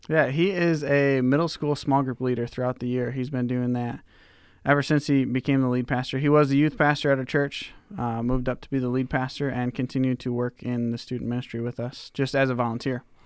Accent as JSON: {"language": "English", "town": "Kenosha", "region": "Wisconsin", "country": "United States", "tie": "born or raised there", "also_born_or_lived": "Minnesota / Deerfield, Illinois", "moved": "as an adult", "lives_now": "Indianola, Iowa, United States", "said": "my youth pastor who, uh, I had when I was growing up in Kenosha, Wisconsin."}